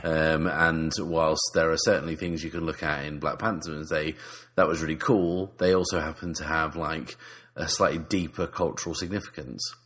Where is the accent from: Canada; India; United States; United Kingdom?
United Kingdom; England; we're still English.